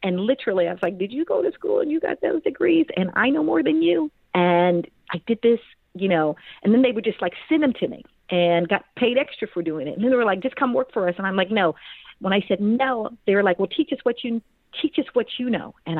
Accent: Kansas City, Missouri, United States; moved away as an adult; also born or lived in Washington, D.C. / Atlanta, Georgia; I grew up in Kansas City, Missouri, ended up going to Washington, D.C. for school.

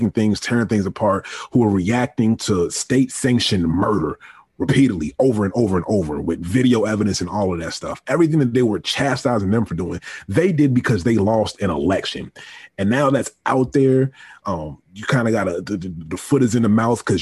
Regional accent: Virginia, United States; I'm from Virginia, or I was raised in Virginia.

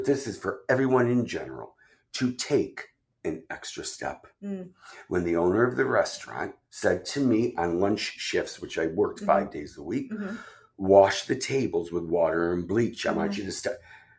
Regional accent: New York, United States; I said, I'm a New Yorker.

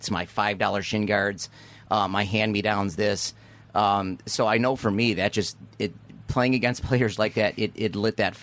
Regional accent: Niagara Falls, New York, United States; now in Clarence, United States; I came from Niagara Falls

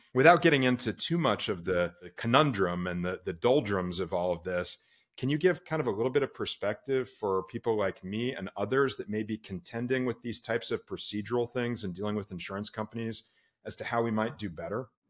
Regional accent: Orlando, Florida, United States; moved away; my hometown. I grew up in Orlando, Florida

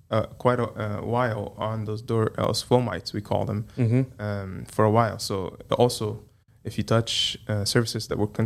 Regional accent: Dyersburg, Tennessee, United States; I'm from Dyersburg

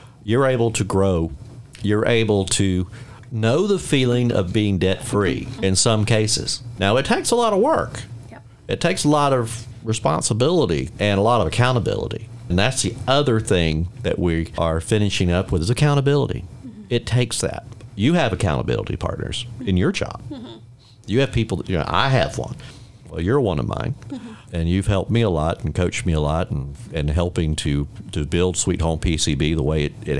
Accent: Middle Georgia, United States; I'm from Middle Georgia

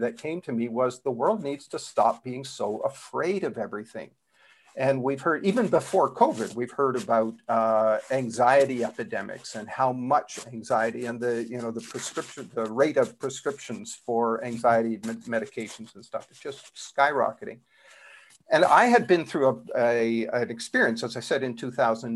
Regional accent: Canada; now in South Florida, United States; I'm originally from Canada. It still shows up in my accent a little bit

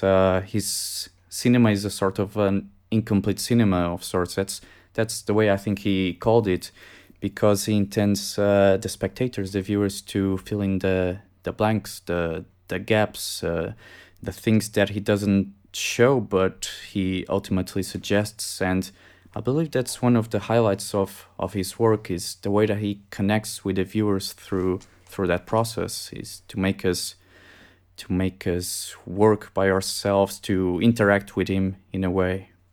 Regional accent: Portugal; I came back in two thousand seventeen to my home country, Portugal.

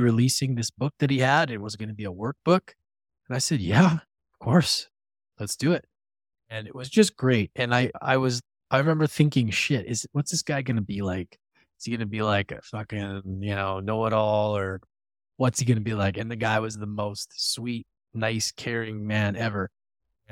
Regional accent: Edmonton, Alberta, Canada; moved away; my hometown of Edmonton, Alberta, where I'm in right now, visiting my mom.

